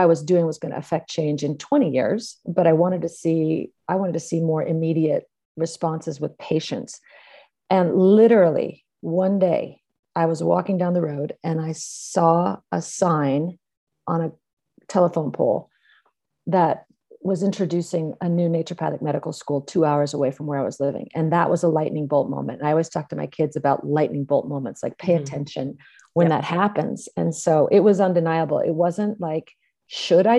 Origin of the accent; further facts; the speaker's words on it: California, United States; I grew up in California, and I was one of four kids in a family